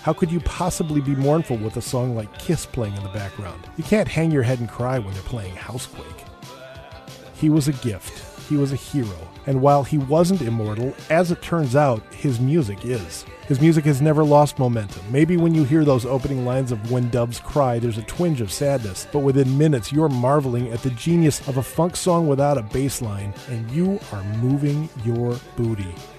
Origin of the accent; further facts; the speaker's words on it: Minnesota, United States; growing up in Minnesota